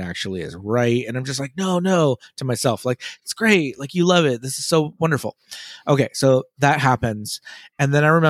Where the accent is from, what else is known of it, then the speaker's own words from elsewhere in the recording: Los Angeles, California, United States; yeah, Los Angeles